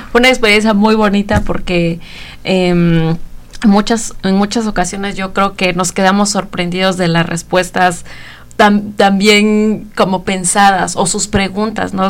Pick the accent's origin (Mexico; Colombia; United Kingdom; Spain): Mexico; Oaxaca; moved away as an adult; now in Bloomington, United States; yo soy de México, de Oaxaca